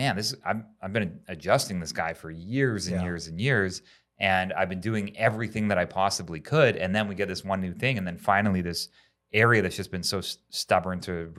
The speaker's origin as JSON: {"language": "English", "country": "Canada", "said": "I'm from Canada."}